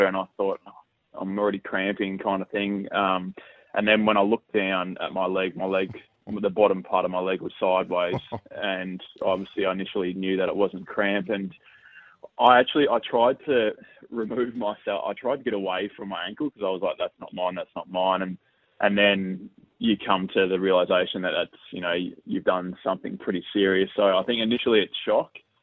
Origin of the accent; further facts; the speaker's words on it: Victoria, Australia; moved away as an adult; now in Adelaide, Australia; I'm from Victoria